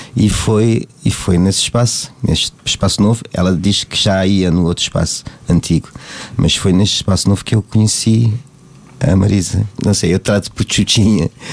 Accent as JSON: {"language": "Portuguese", "country": "Cape Verde", "tie": "born or raised there", "moved": "as an adult", "lives_now": "Portugal", "said": "eu eu não nasci cá, nasci em Cabo Verde. Vim para cá já com 31 anos"}